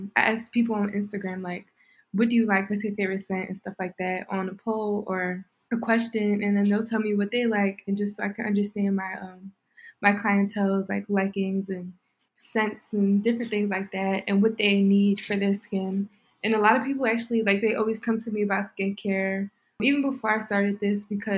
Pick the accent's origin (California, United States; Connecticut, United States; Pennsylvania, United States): Pennsylvania, United States; Philadelphia; I'm 18 years old and I'm from Philly.